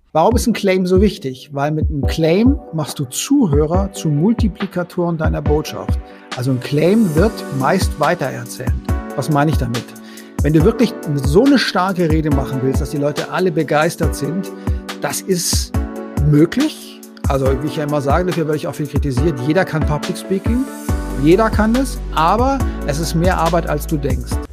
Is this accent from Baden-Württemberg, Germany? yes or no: yes; Konstanz, Baden-Württemberg, Germany; moved away as an adult; also born or lived in Paris / Vienna; ich komme ja vom Bodensee aus Konstanz